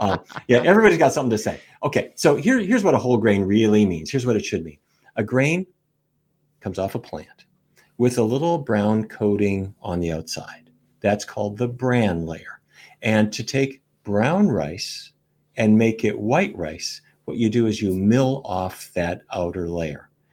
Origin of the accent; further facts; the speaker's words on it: Fargo, North Dakota, United States; I was a kid growing up in Fargo, North Dakota